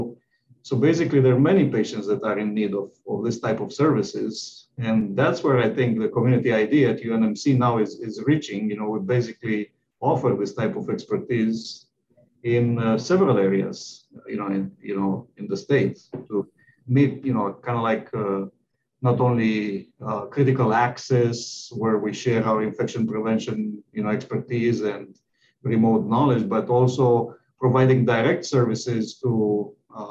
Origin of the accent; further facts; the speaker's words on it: Romania; moved away as an adult; also born or lived in Texas; now in Nebraska, United States; I'm from Romania, which is in, you know, Eastern Europe, and I graduated from medical school there, and then I moved to the United